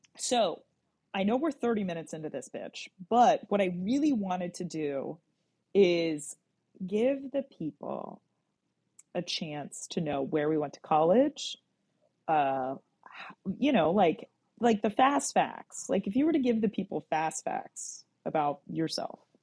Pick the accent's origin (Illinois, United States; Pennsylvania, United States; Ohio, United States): Pennsylvania, United States; a little town just outside of Gettysburg; I was born in Southern PA. I'm from a little town that's just outside of Gettysburg, and if your reference point is Gettysburg, Pennsylvania, that that you know you're in the fucking boonies